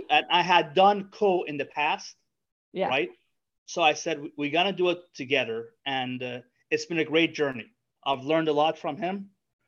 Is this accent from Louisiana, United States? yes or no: yes; New Orleans, Louisiana, United States; I'm from New Orleans. It's my alma mater.